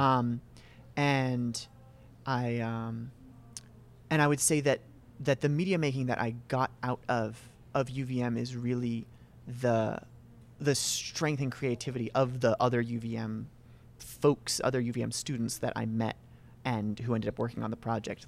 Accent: Reigate, Vermont, United States; born and raised in Reigate, Vermont

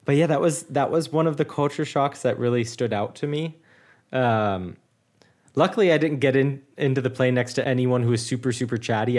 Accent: United States; first language English; now in Munich, Germany

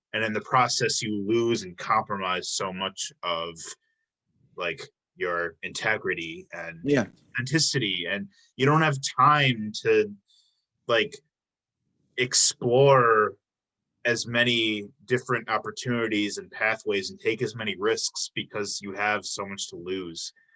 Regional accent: Illinois, United States; now in Milwaukee, United States; I'm from Illinois. I've been, I've only been in Milwaukee for seven years now

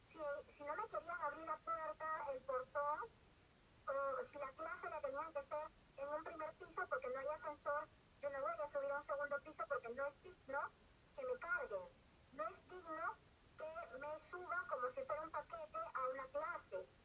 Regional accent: Peru

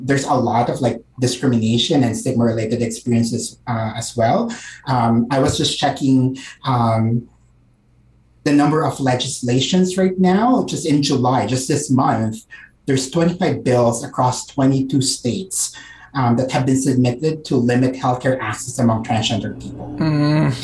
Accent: Calabarzon, Philippines; moved away as an adult; also born or lived in San Diego, California; now in California, United States; I'm a first generation Filipino immigrant. Um, I grew up in Cavite, which is you know an hour south of Manila, um, and my family moved to California when I was 18.

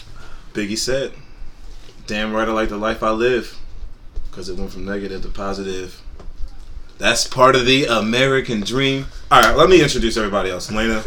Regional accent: London, United Kingdom; I'm from London. Got my B from London.

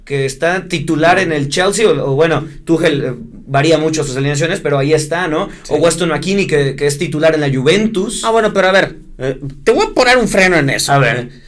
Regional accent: Mexico; nosotros como mexicanos

